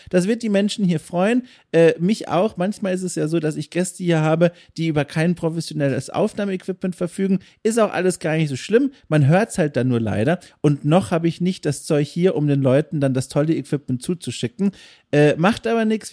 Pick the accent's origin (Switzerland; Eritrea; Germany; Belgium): Germany; Southern Germany; moved away; ich komme aus Süddeutschland ursprünglich